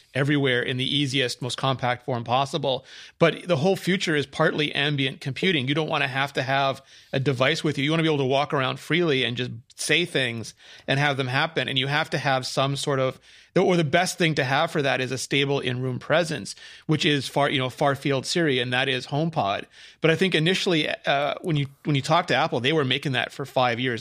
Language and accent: English; Canada; I was Canadian